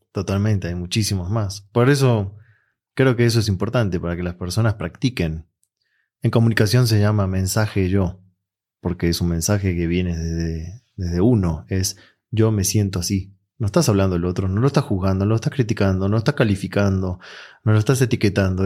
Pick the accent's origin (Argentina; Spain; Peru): Argentina; moved away; yo vengo de Argentina